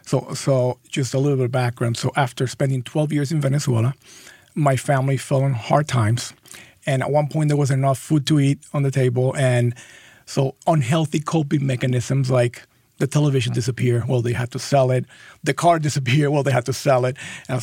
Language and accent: English; Los Angeles, California, United States; born there; I was born in Los Angeles, but I'm a Bengals fan.